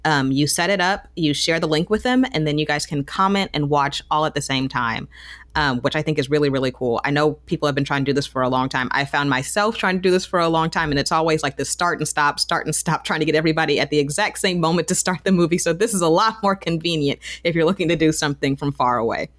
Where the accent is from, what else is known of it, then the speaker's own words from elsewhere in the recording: Marietta, Georgia, United States; I grew up in Marietta